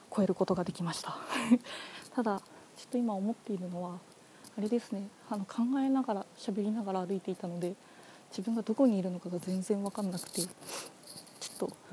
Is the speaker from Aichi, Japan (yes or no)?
yes; Toyokawa, Aichi, Japan; moved away as an adult; also born or lived in Yamanashi; now in Tokyo, Japan; もともとは愛知県の保育郡の一宮町という町出身です。